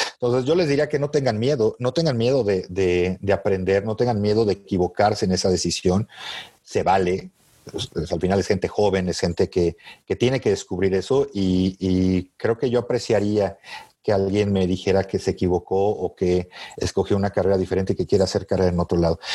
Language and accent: Spanish; Mexico; como buen mexicano, ¿no? Tienes tus raíces bien puestas en México y amas a tu país